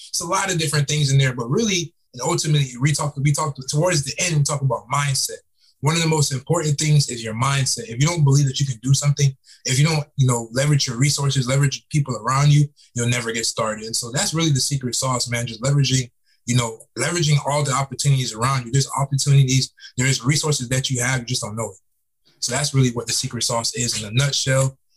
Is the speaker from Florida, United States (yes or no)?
yes; Fort Lauderdale, Florida, United States; also born or lived in Tampa, Florida; now in Atlanta, United States; I'm from South Florida. I'm from Fort Lauderdale, Florida.